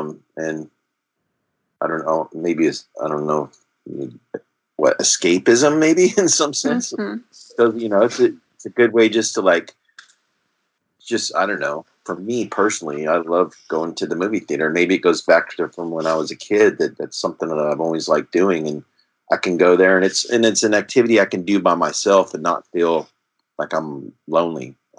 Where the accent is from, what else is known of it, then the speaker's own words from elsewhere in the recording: California, United States; I'm originally from the West Coast in California, so it's nice to be back on the left coast, or they say the best coast.